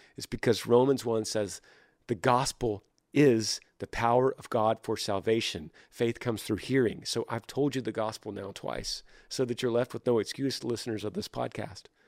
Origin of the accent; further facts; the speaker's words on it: Texas, United States; I'm a Texan